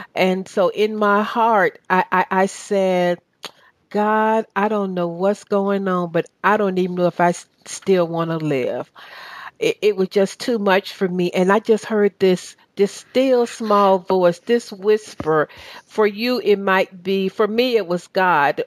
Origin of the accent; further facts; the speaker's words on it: Chattanooga, Tennessee, United States; accent: southern; now in Atlanta, United States; We're from the same city